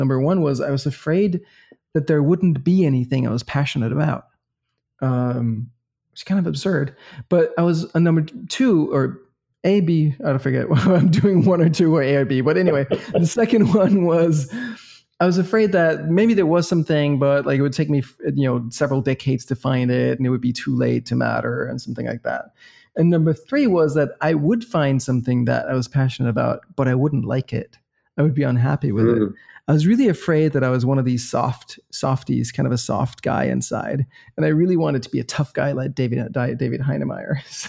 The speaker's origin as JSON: {"language": "English", "town": "Copenhagen", "region": "Capital Region of Denmark", "country": "Denmark", "also_born_or_lived": "Boston, United States", "said": "So we're from the same city. We're both from Copenhagen."}